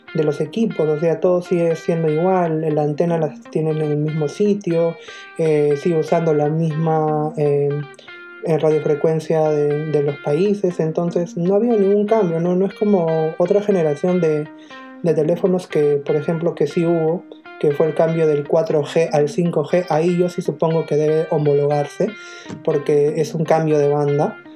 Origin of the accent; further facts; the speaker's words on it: Peru; nosotros como peruanos